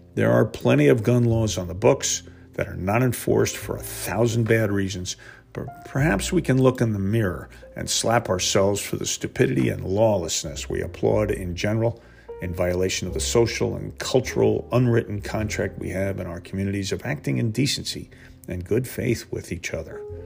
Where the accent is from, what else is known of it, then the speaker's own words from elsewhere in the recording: New Jersey, United States; now in Georgia, United States; I reside in Georgia, and though I am from New Jersey